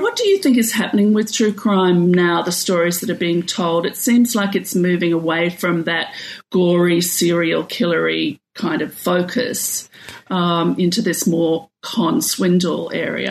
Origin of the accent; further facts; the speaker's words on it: Australia; as an Australian